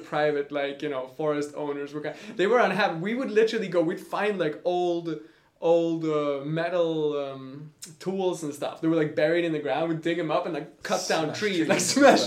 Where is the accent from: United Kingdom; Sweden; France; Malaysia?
Sweden; Nordmaling, Västerbotten County; English is a second language; moved away as an adult; also born or lived in Umeå, Sweden; now in Prague, Czech Republic; So I come 45 minutes from there, from a little municipality called Nordmaling